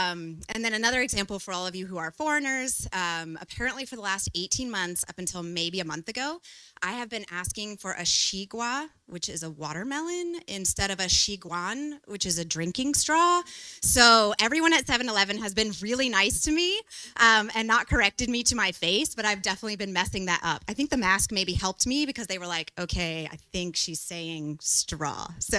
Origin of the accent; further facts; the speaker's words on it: Austin, Texas, United States; now in Taipei, Taiwan; I have been here for 2 years now in Taipei. I came from Austin, Texas, and so we've adjusted to the humidity